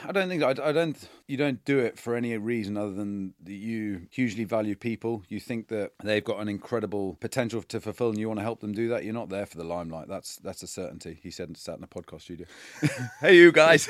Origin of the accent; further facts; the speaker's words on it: Ivybridge, South West England, United Kingdom; moved away; I grew up in the Southwest. I went to Iverbridge Community College